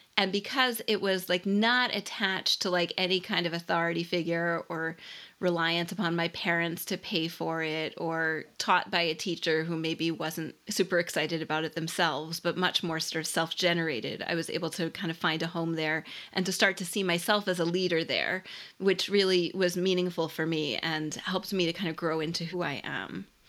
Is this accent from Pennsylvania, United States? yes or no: yes; Philadelphia, Pennsylvania, United States; I grew up in Philadelphia